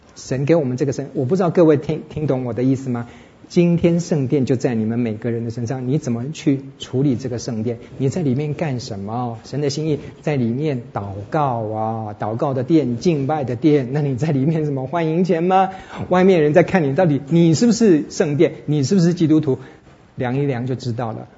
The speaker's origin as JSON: {"language": "Chinese", "country": "Taiwan", "said": "身为台湾人"}